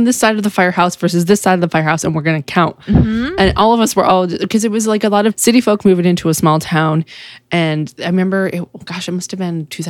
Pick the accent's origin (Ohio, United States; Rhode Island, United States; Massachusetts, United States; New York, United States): Massachusetts, United States; also born or lived in Marfa, Texas; now in San Angelo, United States; I'm from Massachusetts and I moved to Texas